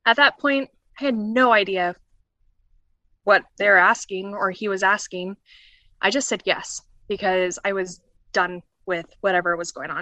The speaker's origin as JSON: {"language": "English", "region": "Colorado", "country": "United States", "said": "I'm from Colorado."}